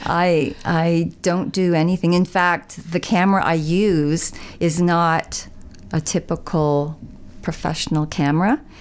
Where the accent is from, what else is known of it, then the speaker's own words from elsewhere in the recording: Niagara, Ontario, Canada; moved away as an adult; now in Dwight, Canada; I was from Niagara